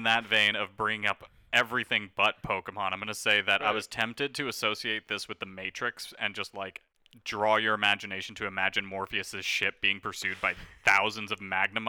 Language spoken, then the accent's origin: English; Trinidad & Tobago; I am from Trinidad. I'm a man of Indian descent.